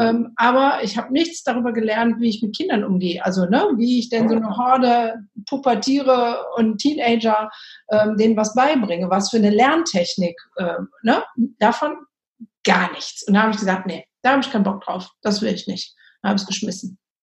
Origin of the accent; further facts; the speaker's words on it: Germany; bei uns in Deutschland sind die Lehrer ja sogar verbeamtet